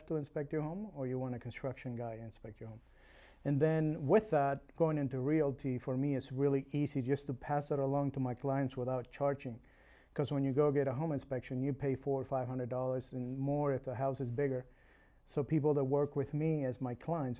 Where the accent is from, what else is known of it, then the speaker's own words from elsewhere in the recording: Uruguay; English is a second language; moved away; I was born in Uruguay.